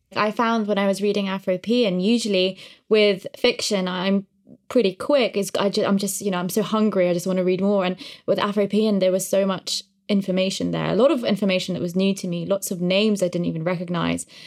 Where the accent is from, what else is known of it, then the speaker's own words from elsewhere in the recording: Uzbekistan; moved away; I grew up in Uzbekistan